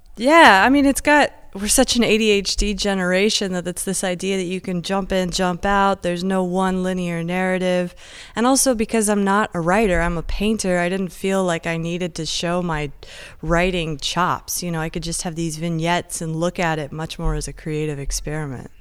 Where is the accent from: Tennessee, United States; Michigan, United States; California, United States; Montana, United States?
California, United States; Encinitas; moved away; also born or lived in San Diego / London; I was born, like, in Encinitas, grew up in Encinitas